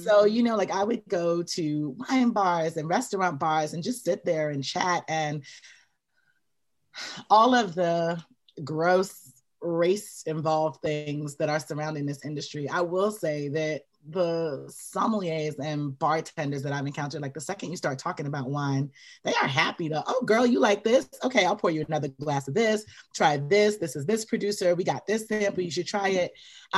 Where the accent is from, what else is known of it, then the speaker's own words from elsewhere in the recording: New York, United States; also born or lived in Belize; I'm from New York. Well, I'm from Belize, but I grew up in New York. I went to college in New York.